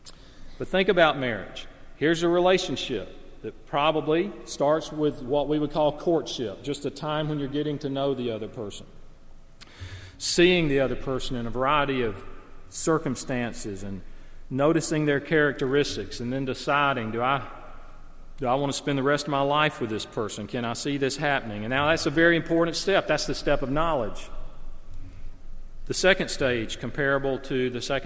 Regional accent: the South, Southern United States, United States; Now, I speak as a Southerner. I love the South. I grew up in the South.

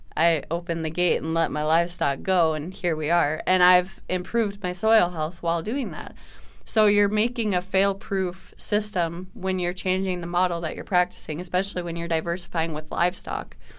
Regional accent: Minnesota, United States; as a Minnesotan

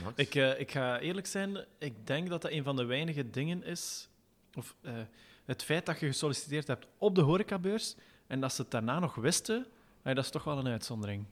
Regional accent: Belgium; wij Belgen

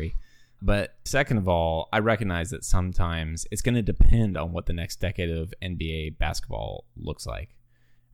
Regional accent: Australia; moved away; I grew up in Australia

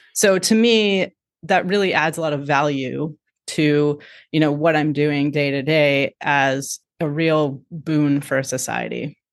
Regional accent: Midwest, United States; moved away; I grew up in the Midwest

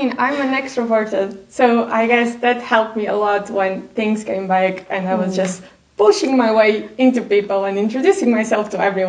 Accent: Portugal; English is a second language; just to be able to go home and enjoy

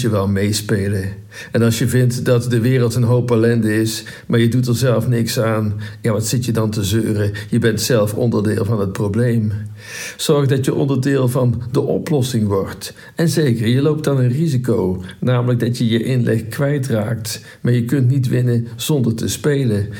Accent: North Brabant, Netherlands; Wij zijn als Brabanders ik zit hier in Brabant

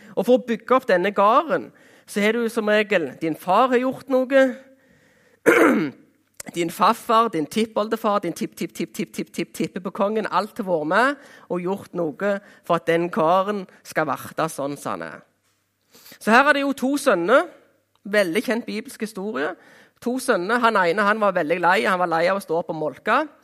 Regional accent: Jæren, Rogaland, Norway; Jæren, der jeg kommer ifra

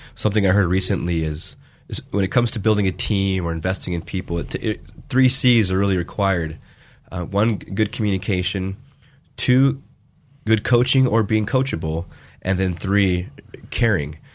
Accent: Vale, Oregon, United States; moved away; my hometown, Vail, Oregon

